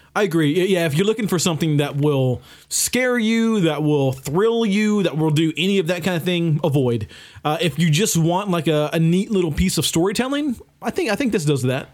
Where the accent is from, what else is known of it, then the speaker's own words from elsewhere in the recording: the South, United States; growing up in the South